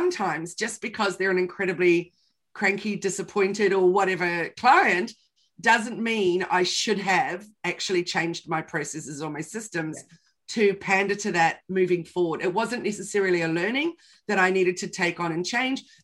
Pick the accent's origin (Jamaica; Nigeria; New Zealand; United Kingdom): New Zealand; I'm from New Zealand